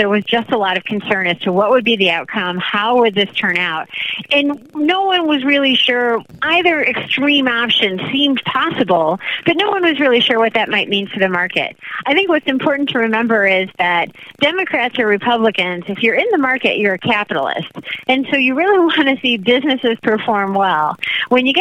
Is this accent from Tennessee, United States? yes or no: no; Chicago, Illinois, United States; moved away as an adult; now I am back in Chicago, my hometown